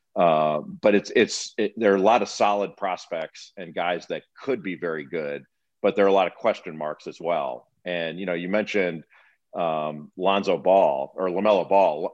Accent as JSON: {"language": "English", "town": "Los Angeles", "region": "California", "country": "United States", "tie": "born or raised there", "also_born_or_lived": "East Coast, United States", "moved": "yes", "said": "I grew up in Los Angeles and I've, I always considered myself a Californian and I've lived twice as long on the East Coast as I ever did on the West"}